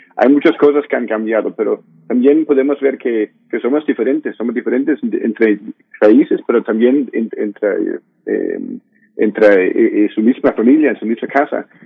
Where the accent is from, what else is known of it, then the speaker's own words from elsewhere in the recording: Denmark; Spanish is a second language; soy danés, estoy aquí en Dinamarca